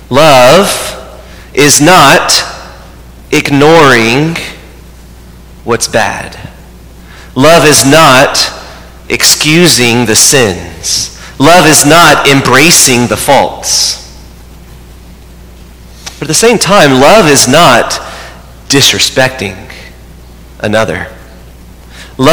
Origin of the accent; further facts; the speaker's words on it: United States; we approach them first as a Catholic, but second as an American